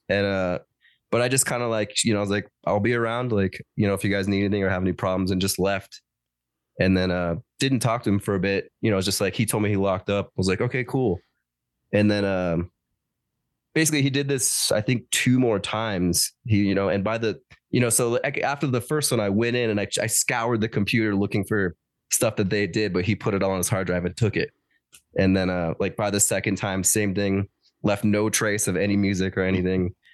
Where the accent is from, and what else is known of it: Denver, Colorado, United States; born or raised there